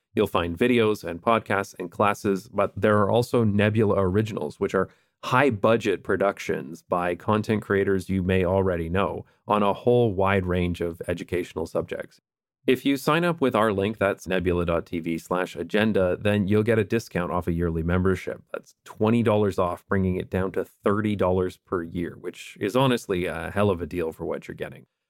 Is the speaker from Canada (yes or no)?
yes; Canada; moved away; because I am Canadian